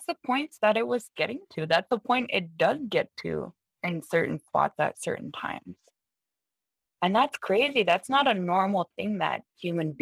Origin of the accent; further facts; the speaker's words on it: Baker Lake, Nunavut, Canada; my hometown is Baker Lake